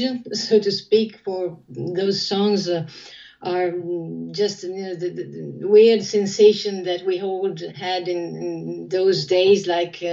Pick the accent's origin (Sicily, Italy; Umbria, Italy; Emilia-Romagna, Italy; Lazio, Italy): Emilia-Romagna, Italy; Ferrara; I'm talking to you from Ferrara, my hometown.